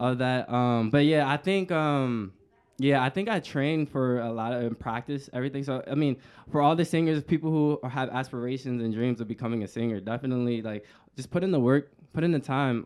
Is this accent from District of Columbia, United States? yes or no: yes; Washington, District of Columbia, United States; moved away; I'm from the East Coast